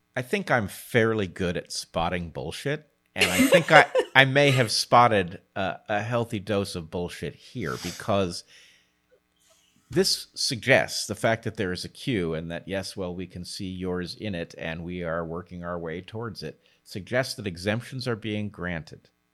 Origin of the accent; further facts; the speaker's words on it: United States; I'm American